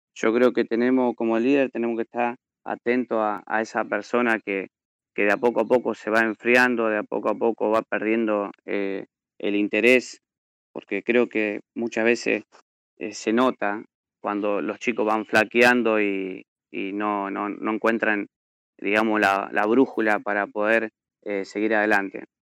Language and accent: Spanish; Carcarañá, Santa Fe, Argentina; soy de Carcaranía